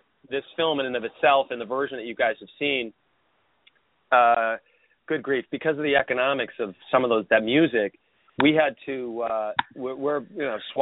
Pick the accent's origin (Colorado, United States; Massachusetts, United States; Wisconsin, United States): Massachusetts, United States; Boston; I grew up in Boston